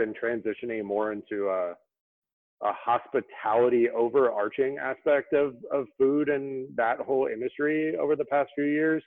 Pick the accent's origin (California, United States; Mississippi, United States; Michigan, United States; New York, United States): California, United States; San Diego; moved away; also born or lived in Memphis, Tennessee; I was born in Southern California. I grew up in San Diego, California